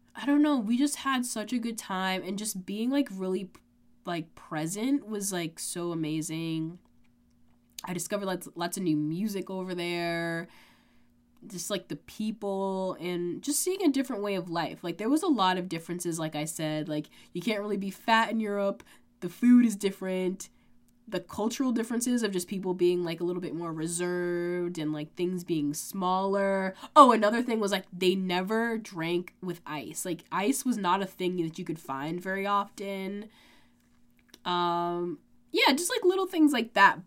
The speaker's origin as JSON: {"language": "English", "country": "United States"}